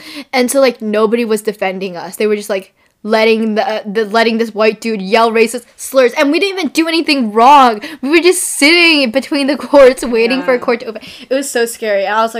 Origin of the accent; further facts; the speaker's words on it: California, United States; Where are you from? Like, I'm from California.